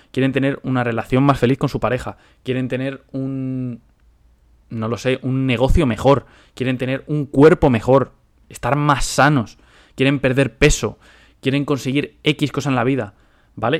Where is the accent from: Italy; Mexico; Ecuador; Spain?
Spain; moved away as an adult; now in United States; soy español. Ahora vivo en Estados Unidos